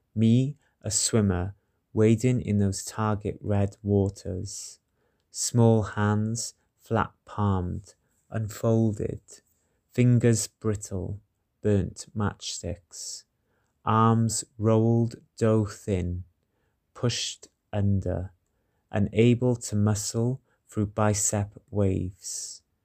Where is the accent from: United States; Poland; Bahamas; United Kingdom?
United Kingdom; Welsh, Wales; I'm a Welsh poet living in Cardiff